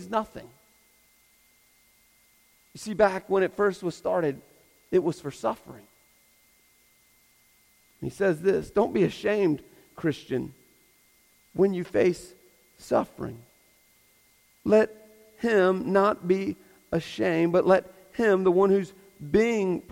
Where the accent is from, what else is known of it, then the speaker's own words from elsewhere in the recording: United States; I'm American